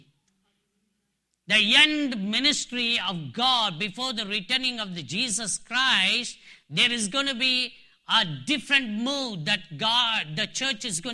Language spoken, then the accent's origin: English; Dharwad, Karnataka, India; moved away as an adult; also born or lived in Nagaland, India; I'm from India, in South India, a place called Dharwar. It's a city education center, but I'm from one of the districts from Bangalore, Karnataka. Even though I'm born and brought up in my hometown